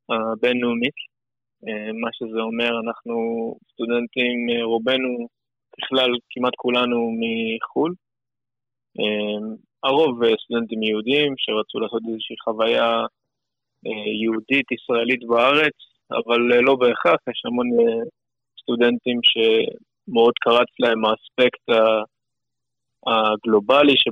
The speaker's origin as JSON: {"language": "Hebrew", "country": "Canada", "moved": "yes", "lives_now": "Beersheba, Israel", "said": "אני מקנדה האנגלית"}